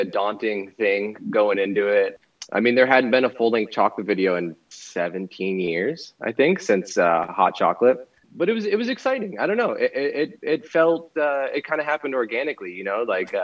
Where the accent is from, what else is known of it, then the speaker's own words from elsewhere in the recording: Florida, United States; moved away as an adult; also born or lived in Rochester, New York / Orlando, Florida; now in California, United States; I'm originally from Florida, balance between there and Rochester, New York, my whole life kind of growing up back and forth